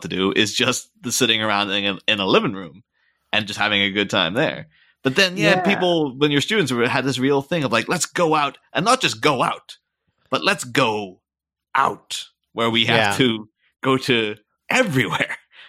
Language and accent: English; Ireland; moved away as an adult; now in England, United Kingdom; I grew up in Ireland. Came over to England when I was 18